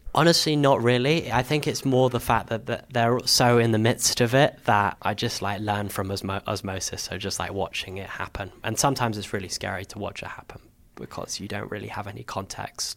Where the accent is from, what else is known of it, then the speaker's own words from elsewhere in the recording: London, United Kingdom; also born or lived in Camden; I grew up in Hendon in northwest London